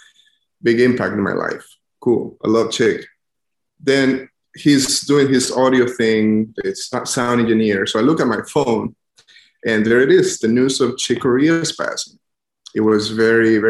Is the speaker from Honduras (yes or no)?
yes; San Pedro Sula, Cortés, Honduras; moved away as an adult; also born or lived in Baton Rouge, Louisiana; now in New Orleans, United States; I am from Honduras. I grew up in the city of San Pedro Sula.